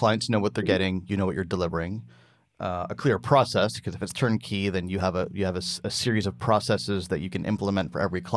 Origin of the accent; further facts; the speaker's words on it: Burlington, Ontario, Canada; I've got a coffee shop here in my hometown of Burlington, Ontario